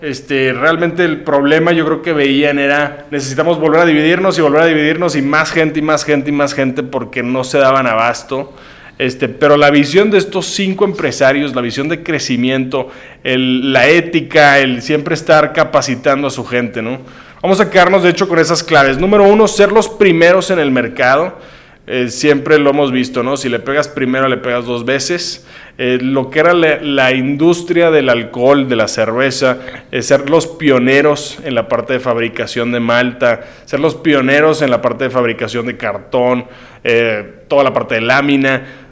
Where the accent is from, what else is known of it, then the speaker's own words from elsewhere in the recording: Monterrey, Nuevo León, Mexico; Este es de mi tierra, de Monterrey.